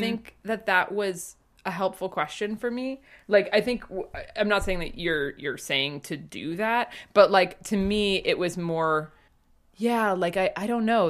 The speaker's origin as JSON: {"language": "English", "region": "Northeast", "country": "United States", "tie": "born or raised there", "said": "I grew up in the Northeast"}